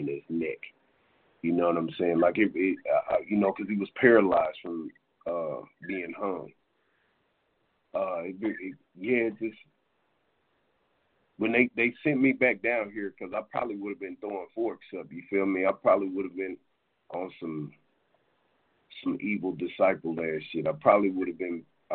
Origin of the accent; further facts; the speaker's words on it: Dallas, Texas, United States; also born or lived in Minneapolis, Minnesota / Garland, Texas; I'm originally from Bonton. It is about 7 minutes from Park Row, and it's all on the island in South Dallas.